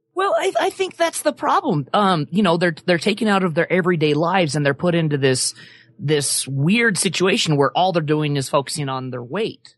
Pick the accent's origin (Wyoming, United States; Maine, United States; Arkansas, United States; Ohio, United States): Wyoming, United States; moved away; I grew up in Wyoming